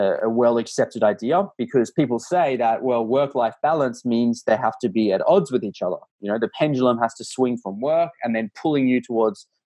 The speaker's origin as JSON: {"language": "English", "country": "Australia", "said": "I'm Australian"}